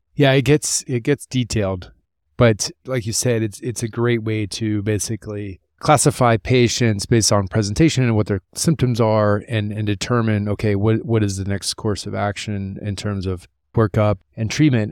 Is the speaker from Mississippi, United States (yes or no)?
no; Columbus, Ohio, United States; coming from my hometown, Columbus, Ohio